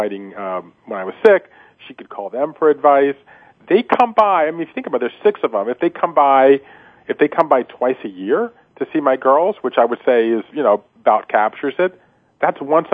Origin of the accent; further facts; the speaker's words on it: Georgia, United States; moved away; my hometown in Georgia